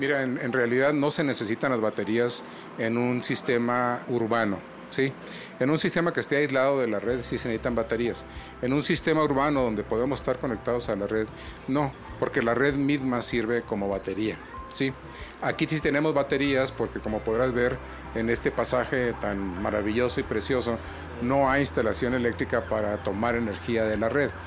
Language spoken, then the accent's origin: Spanish; Mexico; en nuestro país